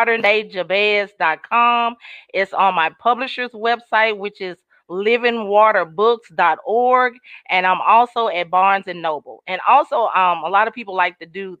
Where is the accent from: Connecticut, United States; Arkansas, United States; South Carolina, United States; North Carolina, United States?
Arkansas, United States; Sherwood; I am actually from Arkansas, Sherwood, Arkansas, to be exact.